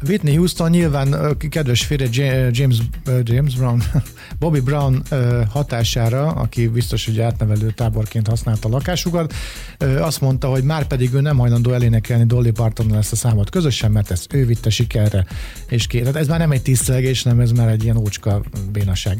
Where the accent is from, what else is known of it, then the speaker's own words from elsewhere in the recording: Hungary; mert magyarok vagyunk